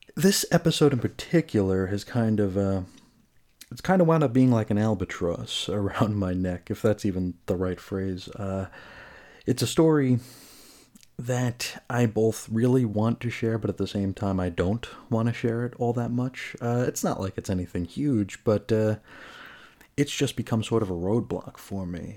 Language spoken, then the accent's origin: English; New York, United States; also born or lived in Oakdale, Long Island; as a New Yorker